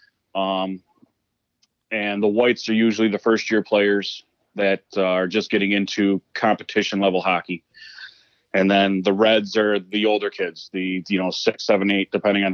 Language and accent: English; Sequoia, New York, United States; I grew up in Sequoia